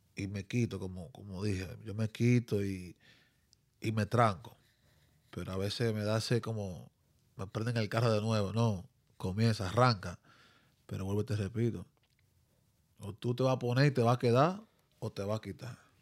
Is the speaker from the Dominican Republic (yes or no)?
yes; Dominican Republic; now in New Jersey, United States; soy dominicano 100%